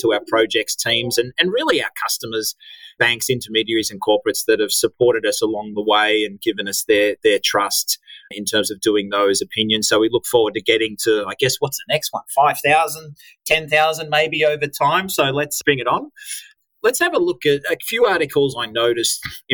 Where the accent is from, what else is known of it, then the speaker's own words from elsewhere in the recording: Australia; accent: Aussie; my edgy Aussie accent